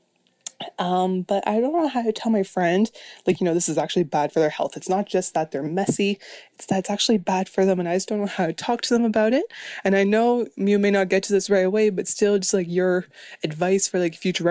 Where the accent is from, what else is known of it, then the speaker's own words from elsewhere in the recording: Canada; I am Canadian, so international caller here.